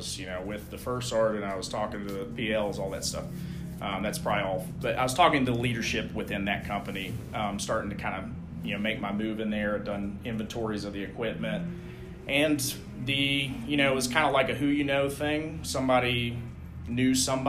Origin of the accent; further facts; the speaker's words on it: Knoxville, Tennessee, United States; moved away as an adult; I'm originally from Knoxville